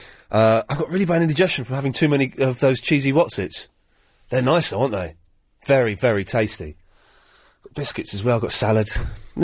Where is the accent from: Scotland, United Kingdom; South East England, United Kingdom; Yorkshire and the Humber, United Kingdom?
South East England, United Kingdom; Slough; I'm from Slough, which is different to Langley